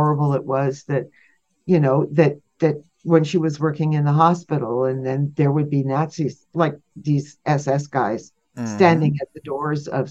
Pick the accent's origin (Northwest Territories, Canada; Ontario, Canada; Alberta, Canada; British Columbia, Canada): Ontario, Canada; Sault Ste. Marie; I grew up in Sault Ste. Marie, which had very few Jewish people in it